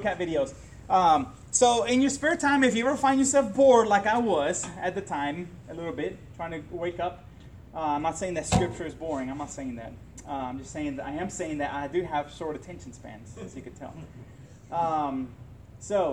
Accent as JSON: {"language": "English", "country": "Puerto Rico", "tie": "born or raised there", "said": "I grew up in Puerto Rico"}